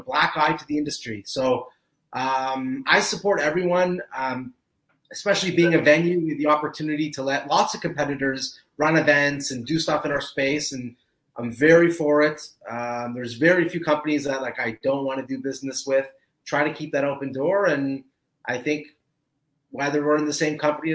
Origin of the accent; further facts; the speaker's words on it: Canada; I am Canadian